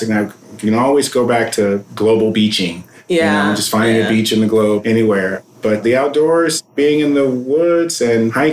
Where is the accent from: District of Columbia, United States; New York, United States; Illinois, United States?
New York, United States; I'm a New Yorker